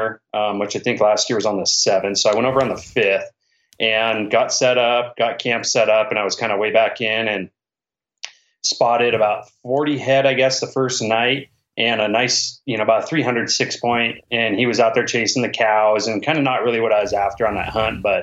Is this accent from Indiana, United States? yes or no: no; Washington, United States; I'm from Washington